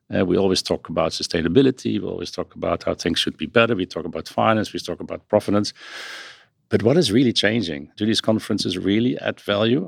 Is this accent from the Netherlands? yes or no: yes; Netherlands; accent: Dutch; now in New York, United States; my accent has this Dutch roots